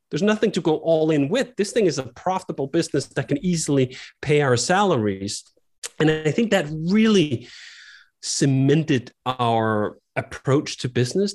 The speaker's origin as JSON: {"language": "English", "town": "Copenhagen", "region": "Capital Region of Denmark", "country": "Denmark", "tie": "born or raised there", "also_born_or_lived": "United States", "moved": "as an adult", "said": "I grew up in Copenhagen, Denmark"}